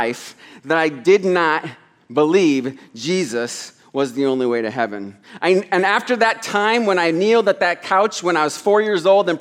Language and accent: English; Des Moines, Iowa, United States; moved away as an adult; also born or lived in New York; now in Thailand; I was born in New York, raised in Des Moines